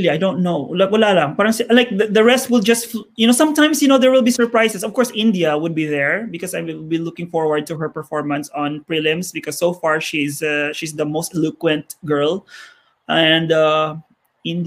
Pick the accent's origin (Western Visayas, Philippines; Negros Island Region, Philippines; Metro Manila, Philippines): Negros Island Region, Philippines; Bacolod; I'm from Bacolod